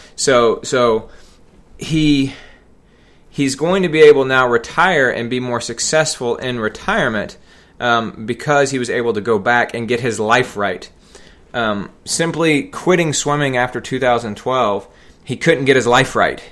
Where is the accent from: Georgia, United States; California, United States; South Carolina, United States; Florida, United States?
Georgia, United States; Atlanta; I grew up in the Metro Atlanta area in the nineteen eighties.